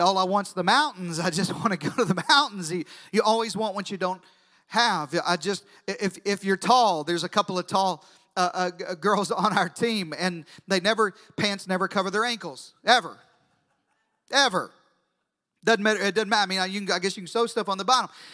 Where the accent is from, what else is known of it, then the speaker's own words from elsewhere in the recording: Deep South, United States; I grew up in the deep south. I know it's hard to tell by my accent, but I grew up in the deep south